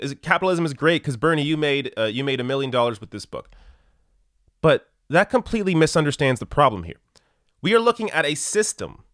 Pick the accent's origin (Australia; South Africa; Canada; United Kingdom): Canada; I'm Canadian